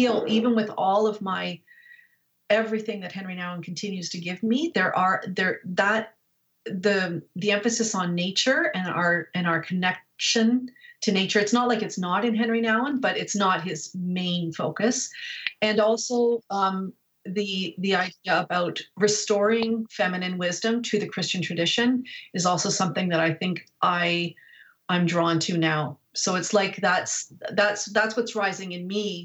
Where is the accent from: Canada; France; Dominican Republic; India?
Canada; I'm Canadian, but in America